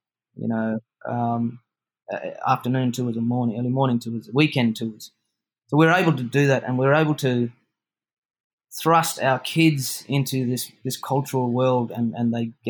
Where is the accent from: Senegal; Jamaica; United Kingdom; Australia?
Australia; Broome, Western Australia; growing up in Broome and being raised in that continuous spiritual connection to this area